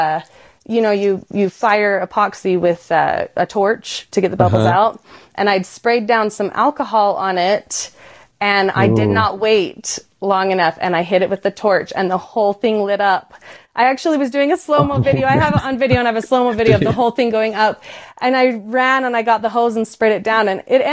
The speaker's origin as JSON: {"language": "English", "region": "Utah", "country": "United States", "tie": "born or raised there", "said": "So I grew up in Utah and I was raised exploring Southern Utah of the national parks"}